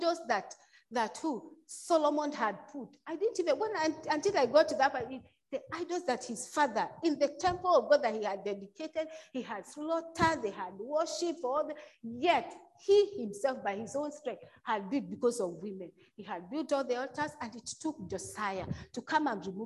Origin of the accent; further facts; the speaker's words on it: Kenya; moved away; I come from Kenya